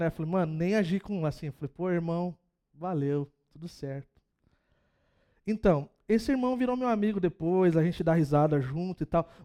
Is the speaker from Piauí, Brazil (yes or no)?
no; São Vicente, São Paulo, Brazil; Gente, sou de São Vicente, cara, 013.